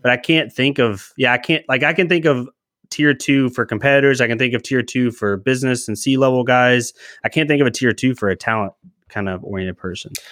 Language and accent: English; Charlottesville, Virginia, United States; I come from Charlottesville, Shenandoah area in Virginia